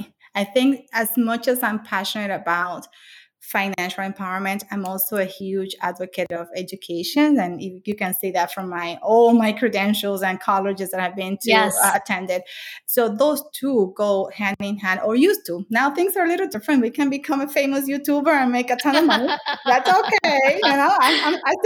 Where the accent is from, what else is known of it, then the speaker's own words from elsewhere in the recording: Dominican Republic; moved away as an adult; now in United States; I grew up in the Dominican Republic. I came here when I was 19